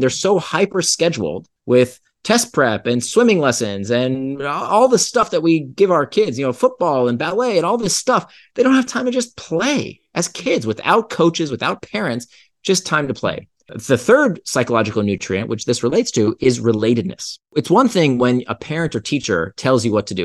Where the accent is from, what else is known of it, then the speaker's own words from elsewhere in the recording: Central Florida, United States; I grew up in Central Florida